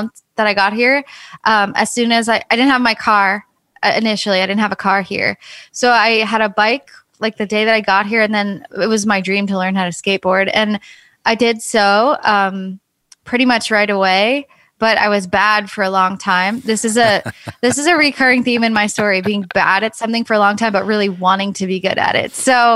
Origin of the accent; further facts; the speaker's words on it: suburban New York, United States; I was raised in New York and there's definitely a skate scene, but not in like suburban New York in the middle of the winter